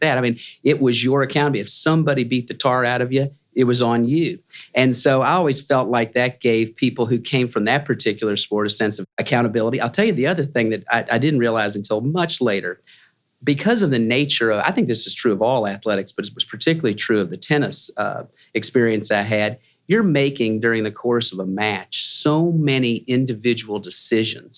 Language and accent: English; Louisville, Kentucky, United States; I grew up in Louisville, Kentucky